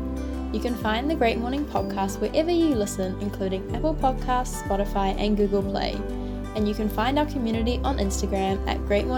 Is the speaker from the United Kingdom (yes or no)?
no; New Zealand; I'm a Gen Z student born and raised in New Zealand